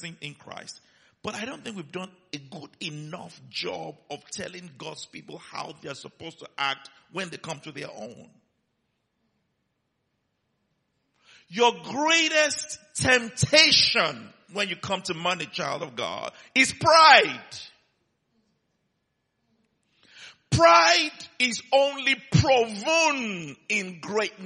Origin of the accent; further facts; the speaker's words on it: Nigeria; he heard my accent, and he came to me, "Where are you from?" I said, "Nigeria."